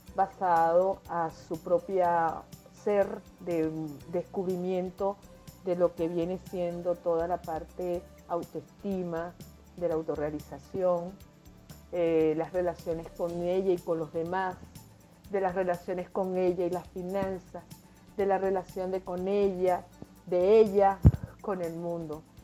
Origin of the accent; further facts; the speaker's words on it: Venezuela; moved away as an adult; now in Lima, Peru; nací en Venezuela, me crié en Venezuela, me desarrollé en Venezuela